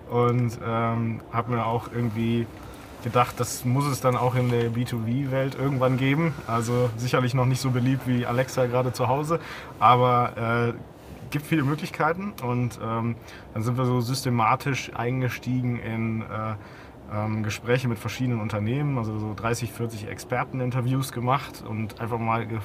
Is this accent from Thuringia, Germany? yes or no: no; Hamburg, Germany; Ähm, ja, als Hamburger.